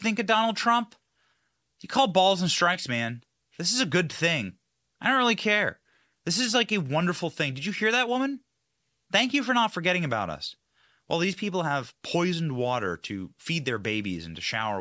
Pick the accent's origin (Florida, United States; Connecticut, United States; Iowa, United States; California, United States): Iowa, United States; where I was raised in Iowa